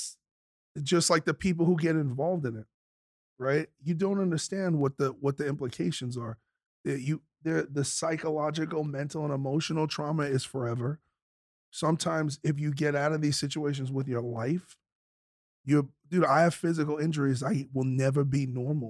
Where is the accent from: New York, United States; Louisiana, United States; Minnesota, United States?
New York, United States; New York City; I grew up in South Brooklyn